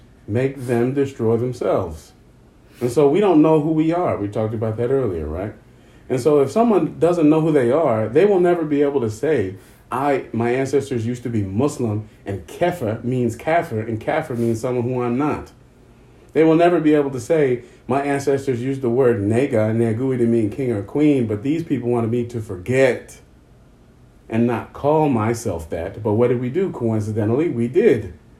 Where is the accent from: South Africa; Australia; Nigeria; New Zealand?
South Africa; But because we're South African and we have a weird accent, we're going to say kefa.